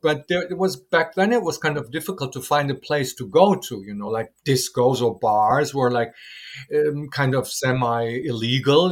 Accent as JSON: {"language": "English", "country": "Germany", "moved": "as an adult", "lives_now": "Taiwan", "said": "I'm from German"}